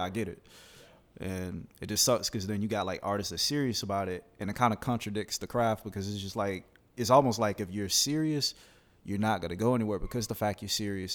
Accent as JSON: {"language": "English", "region": "Alabama", "country": "United States", "moved": "yes", "lives_now": "Gainesville, United States", "said": "I'm from Alabama."}